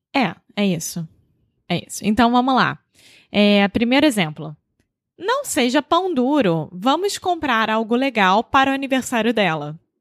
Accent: Rio de Janeiro, Brazil; accent: carioca; now in Porto, Portugal; Eu sou brasileira, carioca do Rio de Janeiro

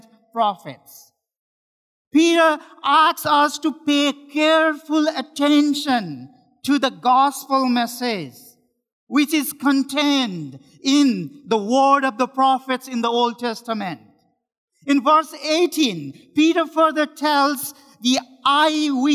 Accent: Nepal; moved away as an adult; now in Richmond, Canada; I am one of the pastors in Richmond Baptist Church, and I am from Nepal

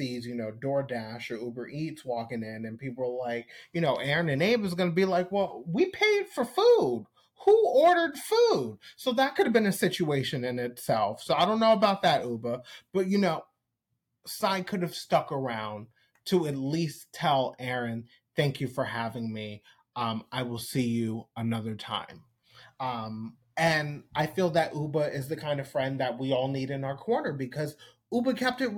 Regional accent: Long Island, New York, United States; now in Atlanta, United States; I am originally from Long Island, New York, even though I've lived in Atlanta for, I guess, 20 years, maybe a little more

